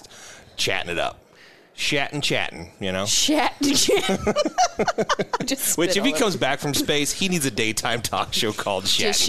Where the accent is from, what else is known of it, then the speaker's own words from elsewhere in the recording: Iowa, United States; now in Nebraska, United States; I'm from Iowa